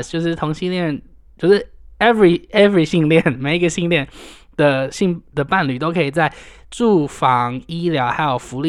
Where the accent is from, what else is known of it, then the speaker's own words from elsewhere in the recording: Taiwan; 我们台湾人都想要嫁去，或者是就是跑去美国拿个绿卡，